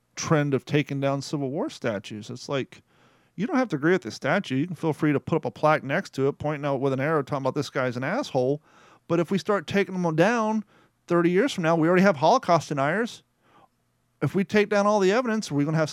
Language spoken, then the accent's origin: English; Ohio, United States; now in Lee County, Florida, United States; I'm from Ohio